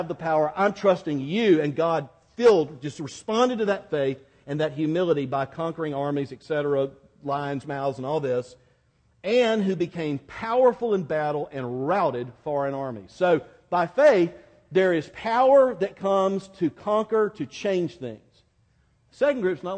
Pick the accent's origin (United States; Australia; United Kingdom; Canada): United States; Quincy, Florida; accent: more from Georgia than Miami; moved away; I grew up in Quincy, Florida, near Tallahassee